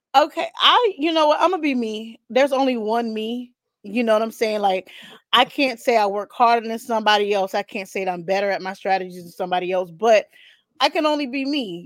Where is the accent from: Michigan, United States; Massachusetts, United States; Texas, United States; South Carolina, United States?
South Carolina, United States; I'm from South Carolina